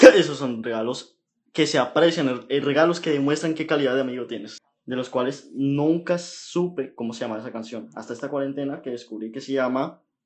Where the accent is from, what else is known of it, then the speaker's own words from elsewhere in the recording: Panama; also born or lived in Bogotá, Colombia; yo me crié en Panamá.